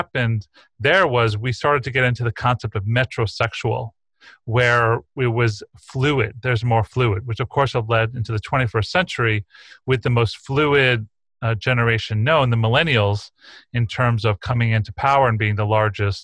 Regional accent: East Coast, New York, United States; I grew up on the East Coast in New York in the 1970s

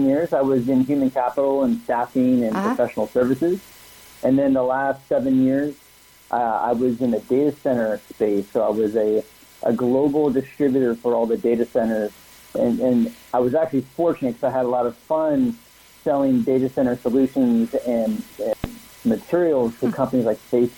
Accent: San Ramon, California, United States; I grew up in a small little town called San Ramon, which is about 20 minutes east of Oakland

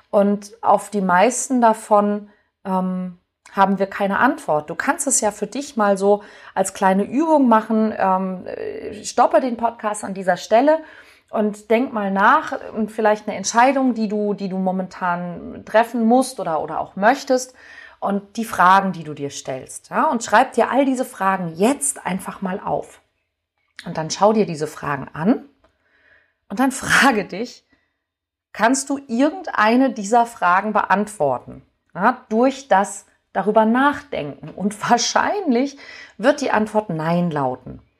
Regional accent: Hamburg, Germany; ich nehme mal mein, meine Heimatstadt Hamburg

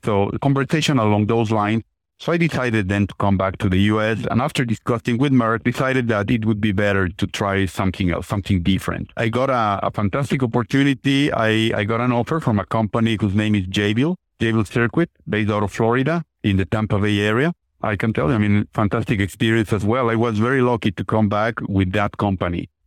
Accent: Mexico City, Mexico; moved away; I'm originally from Mexico, from Mexico City, very large city

